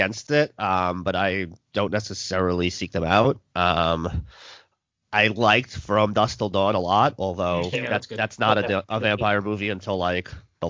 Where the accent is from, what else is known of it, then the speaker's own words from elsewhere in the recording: New Orleans, Louisiana, United States; I'm from New Orleans.